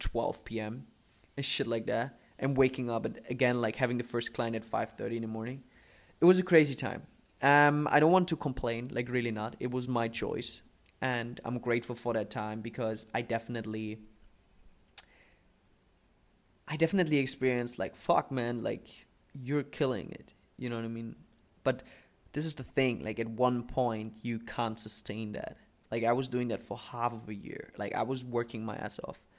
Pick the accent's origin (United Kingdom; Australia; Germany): Germany; born or raised there; English is a second language; moved away as an adult; also born or lived in Dubai